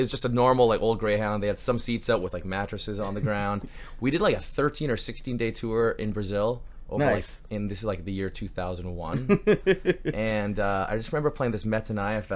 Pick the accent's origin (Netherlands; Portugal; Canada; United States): Canada; we're Canadian